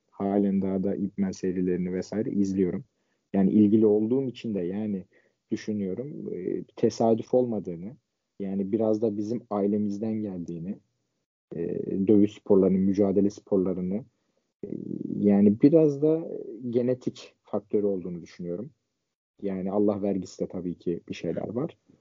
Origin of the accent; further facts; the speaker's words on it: Ankara, Turkey; 24 ee, Haziran 1998 Ankara doğumluyum.